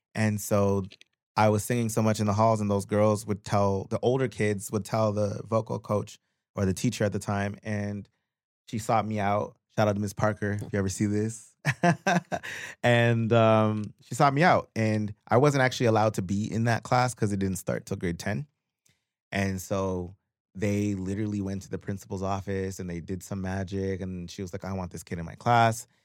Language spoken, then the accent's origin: English; Pickering, Ontario, Canada; moved away as an adult; also born or lived in Guyana / Scarborough / Brampton / Toronto; now in Los Angeles, United States; I grew up in Pickering.